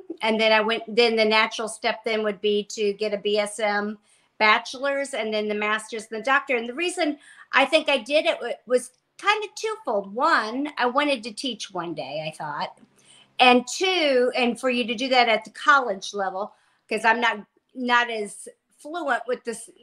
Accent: Indiana, United States; I was born and raised in Indiana, went to college

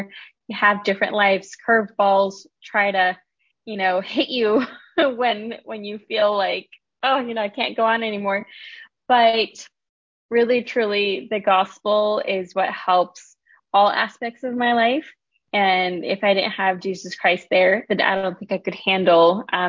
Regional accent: Las Vegas, Nevada, United States; In Las Vegas. I've been here maybe like 25 years.

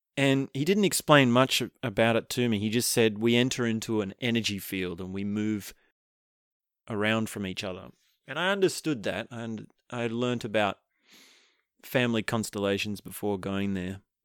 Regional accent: Australia

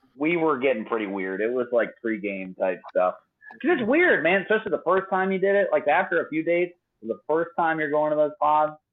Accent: Atlanta, Georgia, United States; I'm from Atlanta. I've grown up around

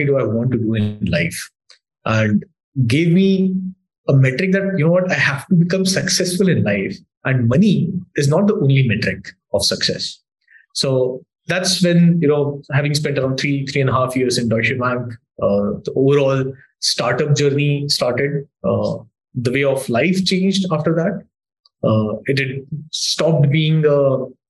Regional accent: Indore, Madhya Pradesh, India; that's where I grew up in Indore.

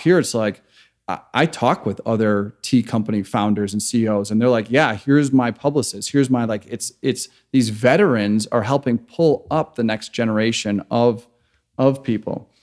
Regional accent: Chicago, Illinois, United States; moved away as an adult; also born or lived in Grand Rapids, Michigan / San Francisco; I am originally from Chicago, grew up in a very conservative Christian home

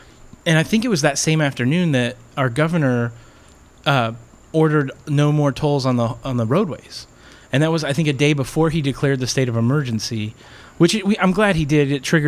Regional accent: Hammond, Indiana, United States; now in Miami, United States; I grew up in Hammond, Indiana, in the shadow of Chicago.

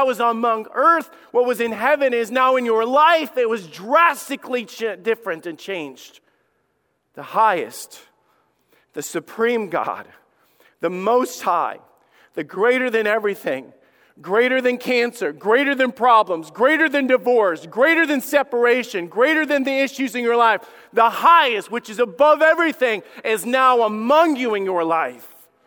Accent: Somerville, Alabama, United States; I grew up in Somerville, Alabama

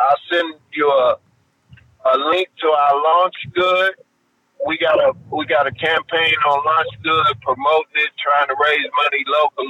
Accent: Danville, Illinois, United States; now in California, United States; I'm a country boy. I'm from Danville, Illinois, originally.

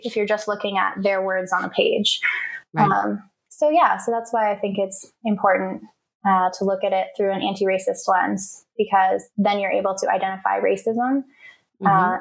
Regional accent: Portland, Maine, United States; I grew up in Maine, which is the whitest state in the country

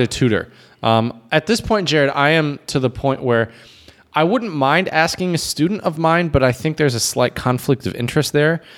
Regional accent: United States; myself as an American

